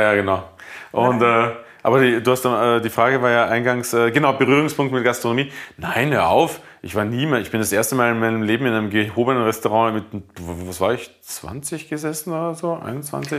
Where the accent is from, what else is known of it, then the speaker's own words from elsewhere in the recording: Bruck an der Leitha, Lower Austria, Austria; also born or lived in Mödling; now in Berlin, Germany; Das ist ja Burg an der Leiter, wo ich aufgewachsen bin